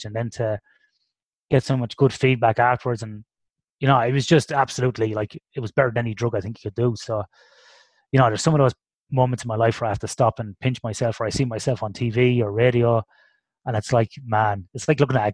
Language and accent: English; Ireland; When I grew up in Ireland in the '80s